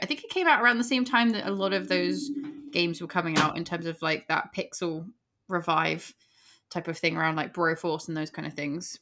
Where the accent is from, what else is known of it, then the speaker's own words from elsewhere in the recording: England, United Kingdom; we're English